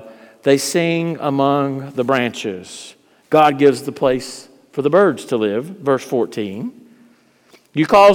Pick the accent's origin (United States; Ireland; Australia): United States; Eastern North Carolina; I'm from Eastern North Carolina